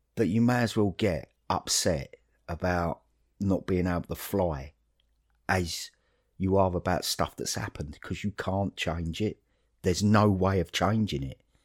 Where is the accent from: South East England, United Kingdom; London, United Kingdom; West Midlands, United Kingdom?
London, United Kingdom; Dagenham; moved away as an adult; now in Horrabridge, United Kingdom; when I grew up in Dagenham